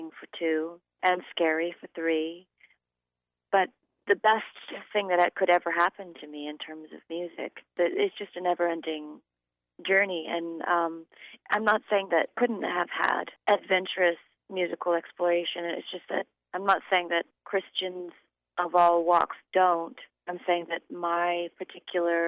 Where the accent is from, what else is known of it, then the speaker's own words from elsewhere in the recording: Sonoma County, Northern California, United States; I grew up in Northern California, Sonoma County, actually